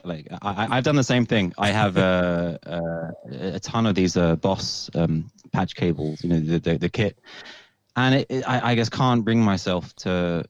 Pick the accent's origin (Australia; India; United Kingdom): United Kingdom; London; now in Copenhagen, Denmark; I am a Londoner. I am born and raised in London.